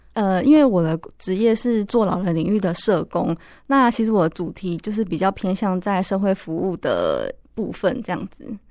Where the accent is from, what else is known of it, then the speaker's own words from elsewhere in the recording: Pingtung County, Taiwan; now in Taipei, Taiwan; 我老家是在屏东